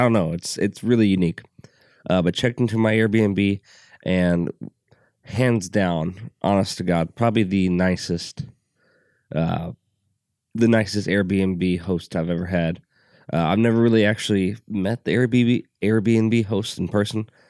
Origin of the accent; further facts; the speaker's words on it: Alton, Illinois, United States; I'm from Alton, Illinois